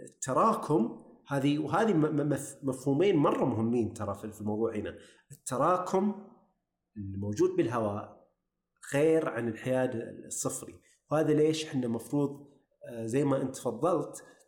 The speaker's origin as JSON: {"language": "Arabic", "country": "Saudi Arabia"}